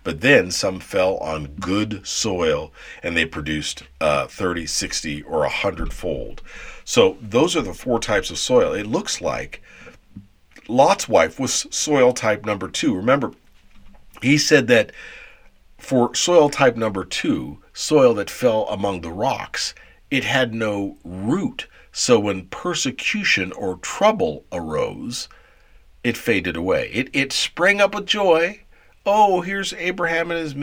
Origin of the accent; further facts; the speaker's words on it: Seattle, Washington, United States; I'm from Seattle